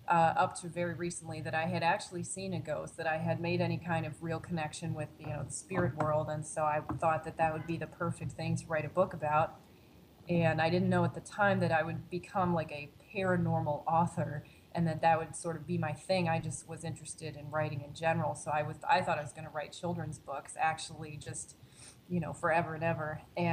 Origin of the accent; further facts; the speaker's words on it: Pennsylvania, United States; now in Chicago, United States; And then I was desperate to sort of get out of my hometown, get out of Pennsylvania as well, and sort of move on to a new place in Chicago.